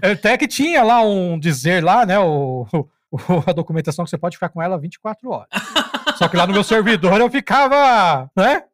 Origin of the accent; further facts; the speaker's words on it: São Paulo, Brazil; moved away; morava, nasci em São Paulo, morava lá